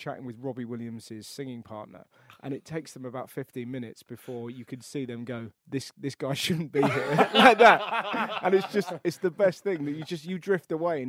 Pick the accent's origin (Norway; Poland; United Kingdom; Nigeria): United Kingdom; England; I'm English.